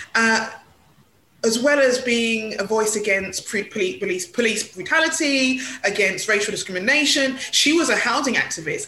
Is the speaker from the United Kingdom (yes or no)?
yes; London, United Kingdom; I was born in Hackney